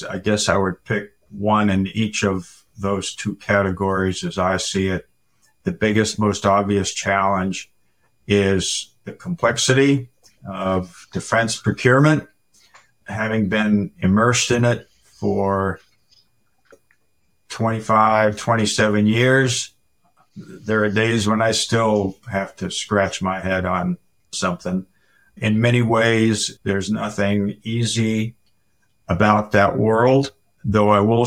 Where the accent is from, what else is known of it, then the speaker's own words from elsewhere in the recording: Manchester, New Hampshire, United States; I was born and raised in Manchester, New Hampshire